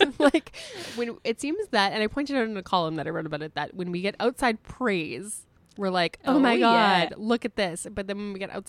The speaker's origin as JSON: {"language": "English", "country": "Canada", "said": "I also feel like I know a fair amount about hockey just being like a Canadian woman who's watched TV before."}